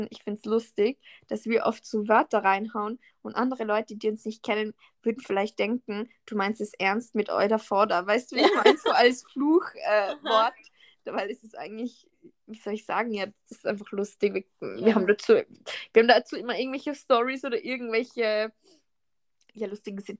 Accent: Salzburg, Austria; Und dann sie so, ja, was sind deine Wurzeln und so? Und ich so, ja, ich bin eh Österreicherin und so.

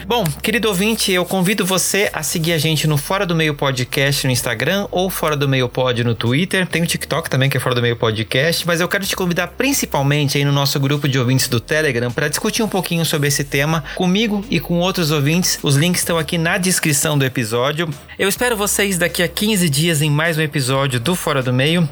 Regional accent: Brazil; Como brasileiro

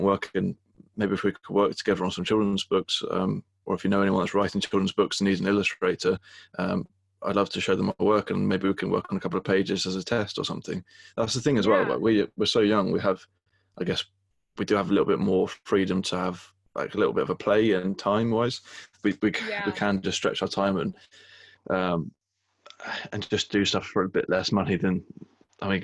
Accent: England, United Kingdom; being English

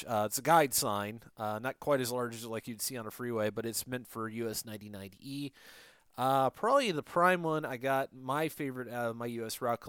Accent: Detroit, Michigan, United States; also born or lived in Orlando / Phoenix; I got a lot of the stuff from Michigan because I'm originally from the Detroit area.

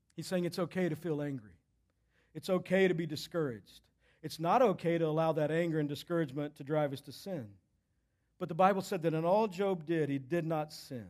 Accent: Texas, United States; I'm from Texas

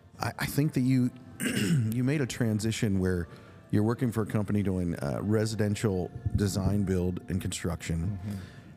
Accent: Lancaster County, South Central Pennsylvania, United States; I grew up in the same geographic area that you did, Lancaster County, South Central Pennsylvania. And so while I'm not from a Mennonite background, a lot of my friends were Mennonite. I grew up working on Amish farms, Mennonite farms when I was a young man.

